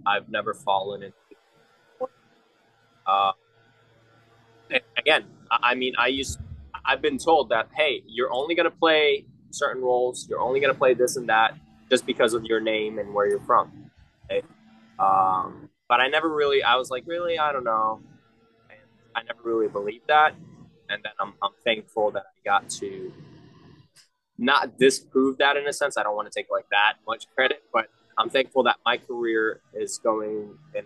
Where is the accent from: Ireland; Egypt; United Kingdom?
Egypt; moved away; I went to Egyptian schools my whole life